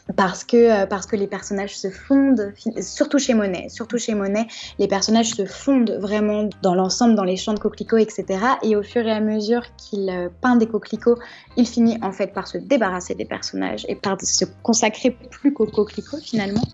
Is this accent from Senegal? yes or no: no; Giverny, Normandy, France; avoir passé mon enfance à Giverny